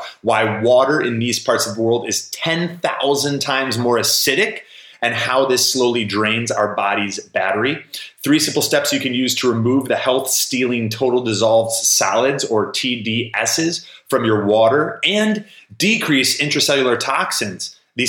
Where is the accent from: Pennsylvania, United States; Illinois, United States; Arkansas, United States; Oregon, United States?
Illinois, United States; Chicago; now in Florida, United States; because I came from Chicago and moved down to a part of Florida that's much less populated.